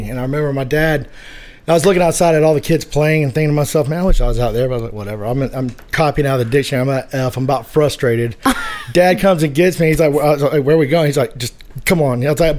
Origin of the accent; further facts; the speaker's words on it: Athens, Georgia, United States; Well, I'm from Athens, Georgia, and this is the classic city. A lot of bands are here. It's a football town.